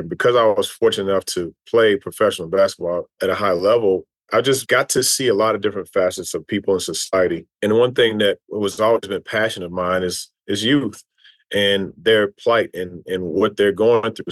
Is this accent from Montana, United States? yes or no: no; Louisville, Kentucky, United States; moved away as an adult; also born or lived in Tennessee / New York; Grew up two doors down from Muhammad Ali in, in Louisville, Kentucky